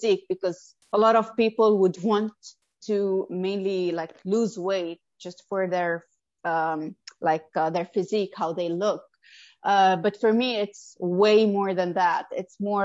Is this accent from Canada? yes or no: no; Lebanon; moved away as an adult; now in Abu Dhabi, United Arab Emirates; I'm from Lebanon, and I moved to Abu Dhabi 8 years ago